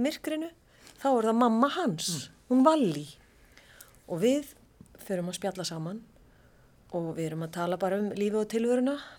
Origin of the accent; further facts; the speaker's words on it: Reykjavík, Capital Region, Iceland; Ég var bara upp í Árbæ þegar ég var úlingur